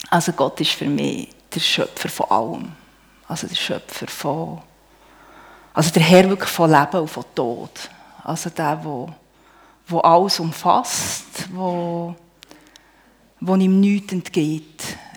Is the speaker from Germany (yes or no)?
no; Bern, Switzerland; ich bin auf einem Bauernhof im Emmital aufgewachsen.